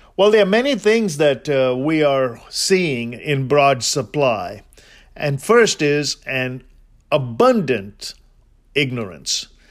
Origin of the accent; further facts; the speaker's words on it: India; I'm Indian